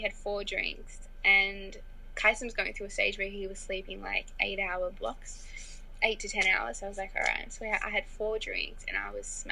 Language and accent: English; Australia; growing up in Australia